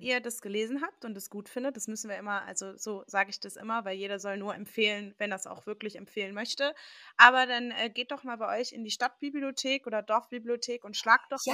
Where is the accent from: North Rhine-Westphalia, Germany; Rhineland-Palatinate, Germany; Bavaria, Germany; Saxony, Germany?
North Rhine-Westphalia, Germany; Dortmund; also born or lived in Würzburg; ich bin ab der vierten Klasse auch hier gewesen und jede Ferien waren wir hier